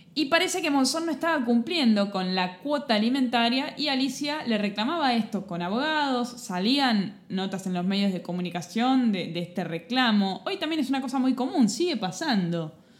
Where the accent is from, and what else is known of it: Argentina